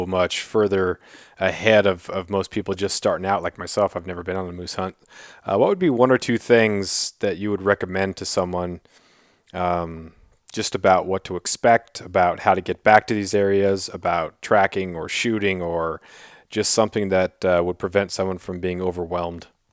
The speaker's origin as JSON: {"language": "English", "region": "Southeast Alaska", "country": "United States", "said": "I'm from Southeast Alaska"}